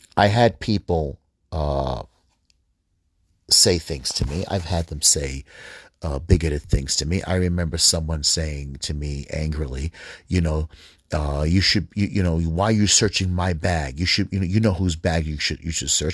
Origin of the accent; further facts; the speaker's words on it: United States; I am American. I am a Middle Eastern descent, Arab, Palestinian, Egyptian